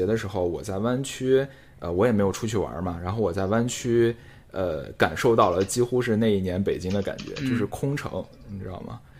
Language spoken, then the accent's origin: Chinese; China; 常伟大，对于我们中国人来讲。